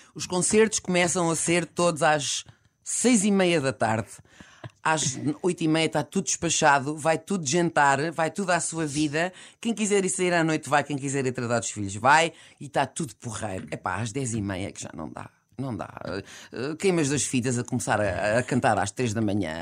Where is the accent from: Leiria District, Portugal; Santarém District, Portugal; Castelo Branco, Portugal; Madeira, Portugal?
Leiria District, Portugal; Alcobaça; o Cherky, que é meu conterrâneo, da Alcobaça